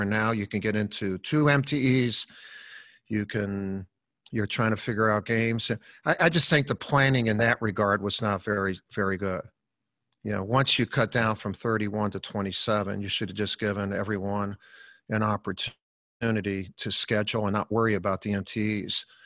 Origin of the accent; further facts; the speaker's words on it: Chicago, Illinois, United States; growing up in Chicago, we lived on a in, in a Columbus Park uh, uh schoolyard